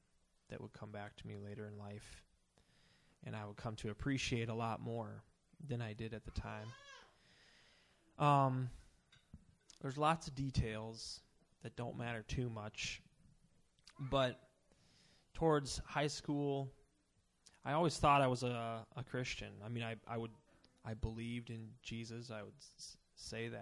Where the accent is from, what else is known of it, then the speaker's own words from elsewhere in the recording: Emily, Minnesota, United States; also born or lived in St. Paul; I grew up in Emily, if you know where that is. It's near here.